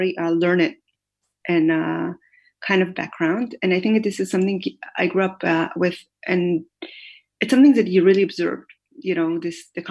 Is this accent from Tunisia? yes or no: no; Jerusalem, Jerusalem District, Israel; born or raised there; also born or lived in Haifa, Israel